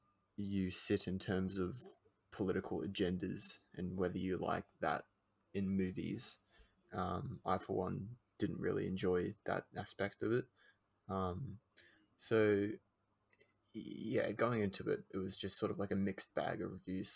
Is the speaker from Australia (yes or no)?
yes; Australia; We're Australian.